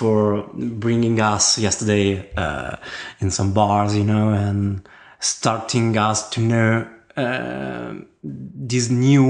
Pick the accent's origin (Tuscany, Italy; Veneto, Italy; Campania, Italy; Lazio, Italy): Veneto, Italy; Verona; moved away as an adult; now in Perugia, Italy; Yes, I'm from Verona. So I was born in Veneto, but I moved very quickly when I was 18, actually, to Umbria, where I live, now in Perugia